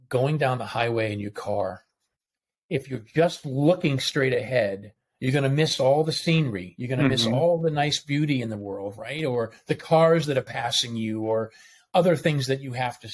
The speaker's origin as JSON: {"language": "English", "town": "Boston", "region": "Massachusetts", "country": "United States", "tie": "born or raised there", "moved": "as an adult", "lives_now": "Atlanta, United States", "said": "I grew up in Boston. I was Boston Catholic"}